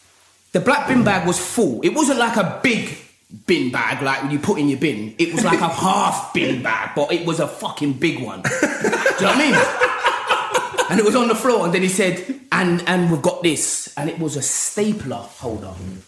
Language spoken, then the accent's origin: English; London, United Kingdom; I'm from Hackney, right?